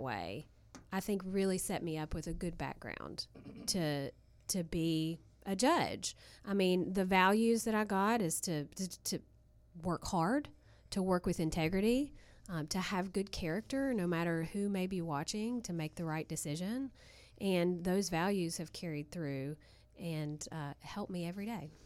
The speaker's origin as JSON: {"language": "English", "region": "Southern West Virginia", "country": "United States", "said": "I'm from Southern West Virginia"}